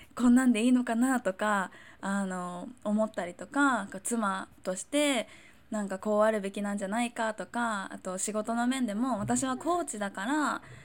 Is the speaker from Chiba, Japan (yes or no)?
yes; Chiba, Japan; moved away; 私は千葉出身